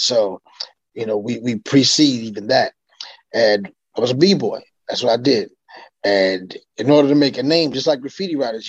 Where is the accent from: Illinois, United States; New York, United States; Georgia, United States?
New York, United States; New York City; moved away; also born or lived in Long Island, New York; I came from the Bronx and moved to Long Island